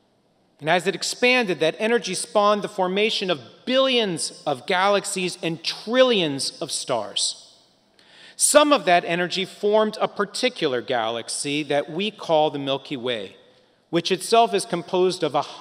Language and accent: English; United States; moved away; Growing up near Washington, D.C. in the 1980s